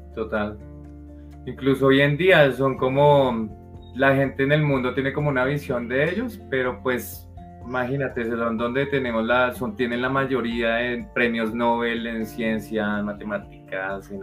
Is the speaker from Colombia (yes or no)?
yes; Colombia; nosotros como colombianos